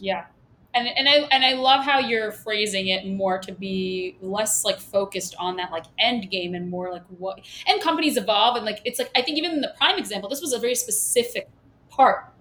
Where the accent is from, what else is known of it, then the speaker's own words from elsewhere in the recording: New York, United States; accent: New York; I swallow my vowels because I'm from Brooklyn